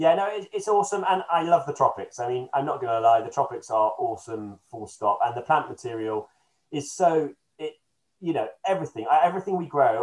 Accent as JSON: {"language": "English", "town": "Beeston", "region": "East Midlands", "country": "United Kingdom", "tie": "born or raised there", "moved": "yes", "said": "I come from Nottingham originally, and it was done in a little town next to where I grew up in Beeston"}